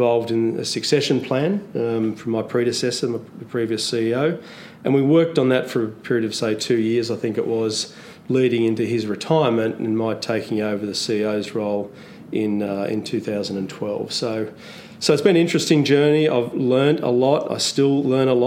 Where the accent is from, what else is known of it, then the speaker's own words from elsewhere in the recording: Canberra, Australian Capital Territory, Australia; moved away as an adult; also born or lived in Sydney; now in Melbourne, Australia; I grew up in Canberra, so I did my study in Canberra for a couple of years